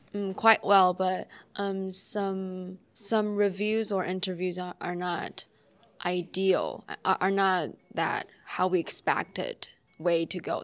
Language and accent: English; Taiwan; I'm from Taiwan